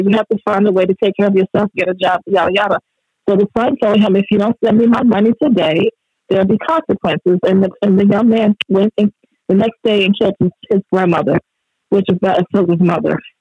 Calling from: California, United States; I'm calling from California.

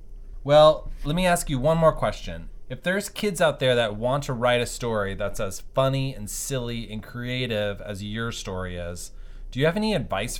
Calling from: New York City, New York, United States; So, I'm calling you from New York City.

